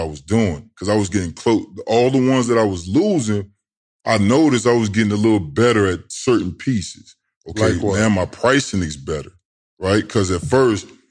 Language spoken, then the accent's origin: English; Tidewater, Virginia, United States; I'm from Tidewater